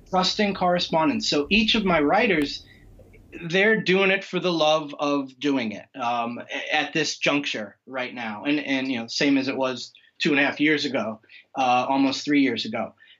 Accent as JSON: {"language": "English", "region": "Western Massachusetts", "country": "United States", "tie": "born or raised there", "said": "I'm I'm in Western Massachusetts"}